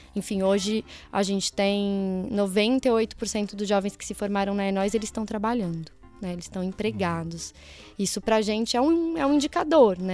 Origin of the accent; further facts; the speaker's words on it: Mairiporã, São Paulo, Brazil; sou de uma cidade do interior aqui de São Paulo, Mairiporã